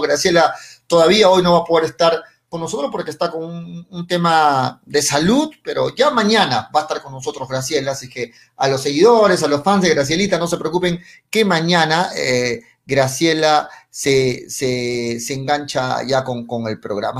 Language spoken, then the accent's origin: Spanish; Peru; como peruanos